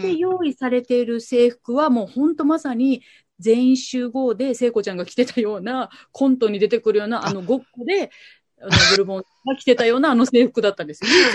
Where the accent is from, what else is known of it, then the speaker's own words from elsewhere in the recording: Kitakyushu, Fukuoka, Japan; moved away as an adult; also born or lived in Tokyo / New York; 今、えっと、地元北九州でラジオ局でパーソナリティとして喋らせていただいてる